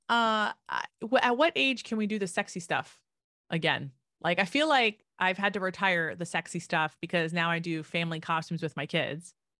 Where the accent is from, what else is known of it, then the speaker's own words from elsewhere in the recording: New Jersey, United States; I grew up in New Jersey